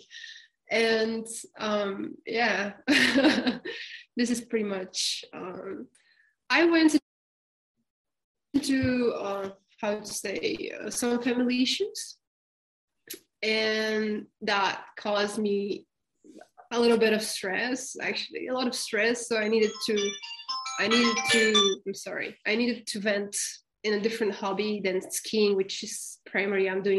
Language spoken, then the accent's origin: English; Bulgaria; also born or lived in France; I'm originally from Bulgaria, and right now I live between France and Bulgaria